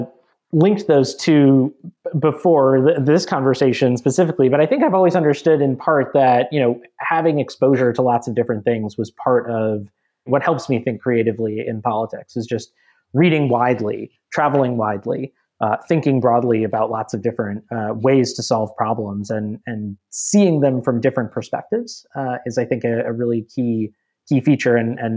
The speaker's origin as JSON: {"language": "English", "region": "Minnesota", "country": "United States", "tie": "born or raised there", "also_born_or_lived": "Georgia", "said": "I grew up largely in Minnesota and Georgia in areas that, I wouldn't say were probably the most diverse in the country"}